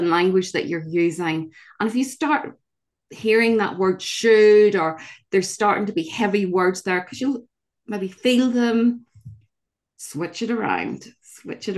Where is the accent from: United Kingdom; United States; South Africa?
United Kingdom; Northern Ireland; I grew up in Northern Ireland in the middle of the Troubles